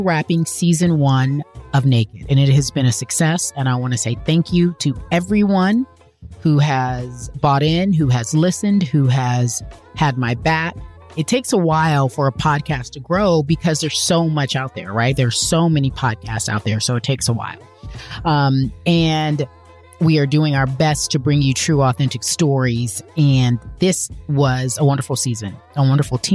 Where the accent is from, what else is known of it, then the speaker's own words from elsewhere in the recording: Pasadena, California, United States; also born or lived in Los Angeles; I'm from LA. I grew up in Pasadena, but, you know, went to UCLA, born and raised